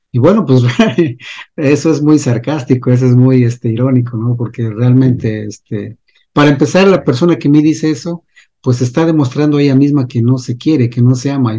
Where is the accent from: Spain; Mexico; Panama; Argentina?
Mexico; yo soy de México